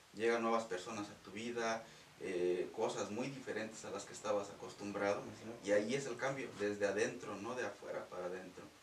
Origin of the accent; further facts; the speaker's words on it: Ojo de Agua de Ballesteros, Guanajuato, Mexico; moved away; soy de Guanajuato. nací en oh. un, bueno, un pueblo que se llama Ojo de Agua de Ballesteros, oh. cercano de Salvatierra.